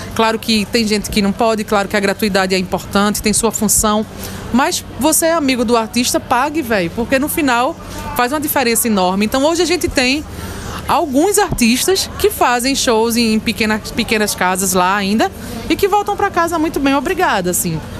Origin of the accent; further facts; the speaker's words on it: Carpina, Pernambuco, Brazil; eu sou de Carpina.